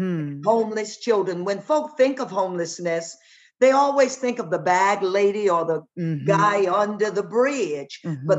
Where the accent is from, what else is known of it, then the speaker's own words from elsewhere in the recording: Ethel, Louisiana, United States; In Ethel, Louisiana, and even when my dad worked on the Illinois Central Railroad